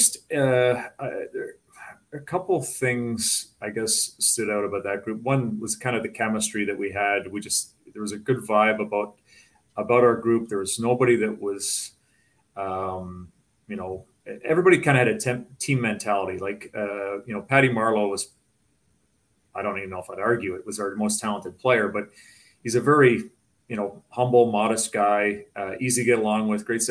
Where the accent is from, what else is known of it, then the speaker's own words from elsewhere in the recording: about 2.5 hours from Toronto, Ontario, Canada; moved away; it was only about 2.5 hours away from my hometown